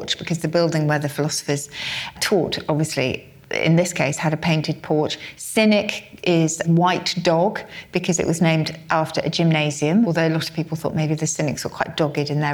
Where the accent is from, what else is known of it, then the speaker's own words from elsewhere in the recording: Oxford, South East England, United Kingdom; we're in my hometown of Oxford